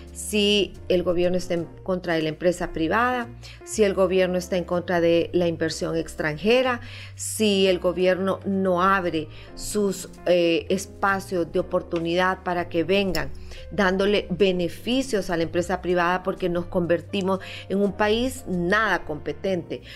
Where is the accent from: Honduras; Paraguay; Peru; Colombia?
Honduras; como hondureños